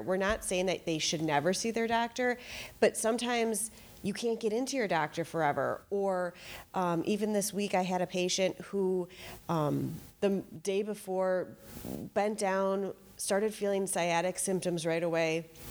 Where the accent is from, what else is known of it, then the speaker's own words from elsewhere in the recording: Fox Point, Wisconsin, United States; also born or lived in Madison, Wisconsin; I grew up in Fox Point